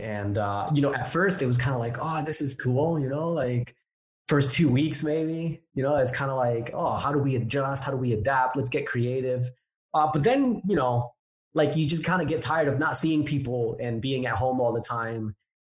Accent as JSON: {"language": "English", "town": "Newark", "region": "New Jersey", "country": "United States", "tie": "born or raised there", "also_born_or_lived": "Hawaii", "accent": "a bit all over the place", "said": "I'm originally from Jersey. I'm a Jersey boy, born and raised in Newark, New Jersey, actually. And my accent is a little bit all over the place because even though I'm from Jersey, I lived in Hawaii for 4 years."}